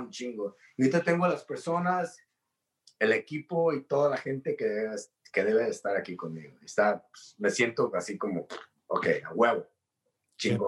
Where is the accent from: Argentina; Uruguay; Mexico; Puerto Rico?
Mexico; los mexicanos somos